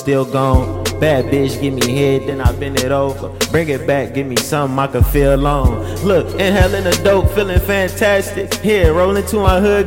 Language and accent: English; Detroit, Michigan, United States; I'm from the West Side, Detroit, 7 Mile